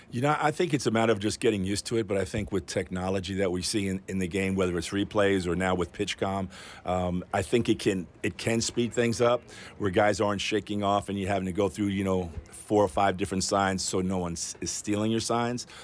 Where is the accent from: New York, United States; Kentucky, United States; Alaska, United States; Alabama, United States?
New York, United States; I grew up in New York